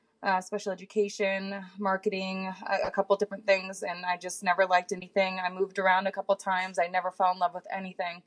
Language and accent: English; Bloomsburg, Pennsylvania, United States; moved away as an adult; now in Nashville, United States; I'm originally born and raised in Bloomsburg, Pennsylvania